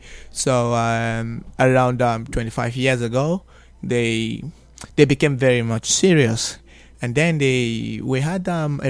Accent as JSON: {"language": "English", "country": "Nigeria", "tie": "born or raised there", "also_born_or_lived": "Uganda", "said": "from Nigeria. I stay in Abuja. I was born in Nigeria. I stay with my family in Nigeria"}